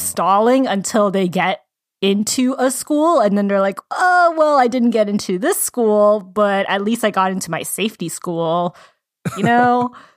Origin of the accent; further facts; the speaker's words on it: Georgia, United States; moved away; I'm originally from Georgia